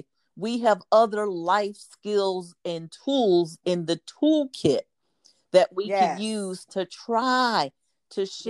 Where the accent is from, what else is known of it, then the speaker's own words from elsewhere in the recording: United States; how we want to show up as American citizens, how we want to show up as African American citizens